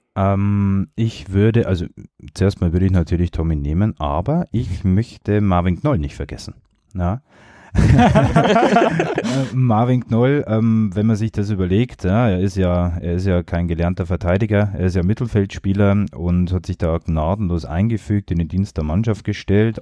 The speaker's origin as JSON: {"language": "German", "town": "Regensburg", "region": "Bavaria", "country": "Germany", "tie": "born or raised there", "said": "als gebürtiger Regensburger, als Jahn-Fan seit Kindertagen"}